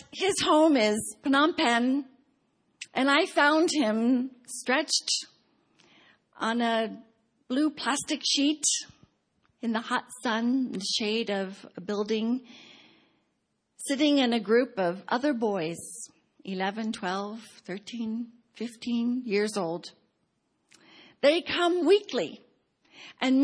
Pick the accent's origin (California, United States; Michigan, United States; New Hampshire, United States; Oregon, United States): California, United States; Pasadena; now in Baltimore, United States; every time I go to Cambodia and fill out a visa application that asks the city of my birth, I write P-A-S-A-D-E-N-A